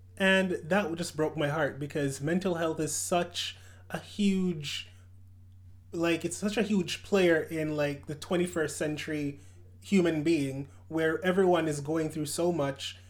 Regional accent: Jamaica; moved away; I was born in Jamaica.

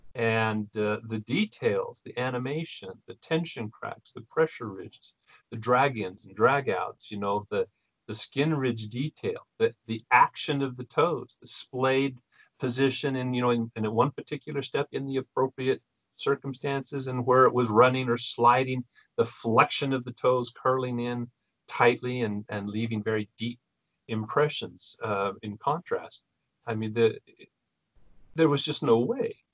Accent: Spokane, Pacific Northwest, United States; I grew up in the in the Pacific and Intermountain West here of North America

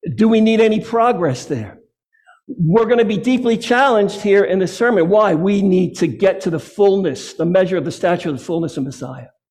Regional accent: Massachusetts, United States; my home state of Massachusetts

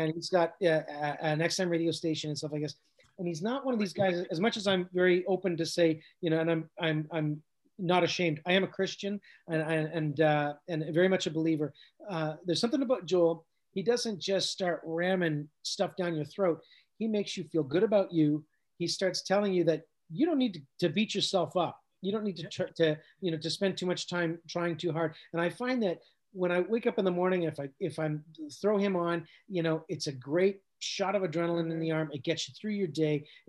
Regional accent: Canada; we're from Canada

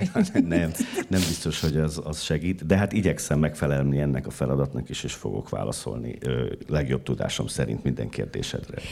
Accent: Szombathely, Vas, Hungary; now in Budapest, Hungary; bekerülsz a vidéki városban, Szombathelyen, ahol születtem

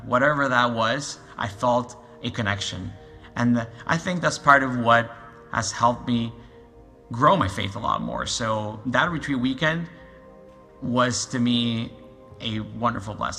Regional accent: Lima, Peru; moved away as an adult; now in Canada; I'm from Lima, Peru. I've been in Canada for a little over 12 years now.

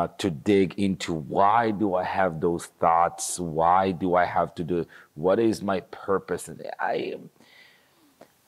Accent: Jerusalem, Jerusalem District, Israel; now in Los Angeles, United States; I'm from Southeast Jerusalem, so okay. I grew up in a place that have a very similar beliefs as the people who live in the settlements.

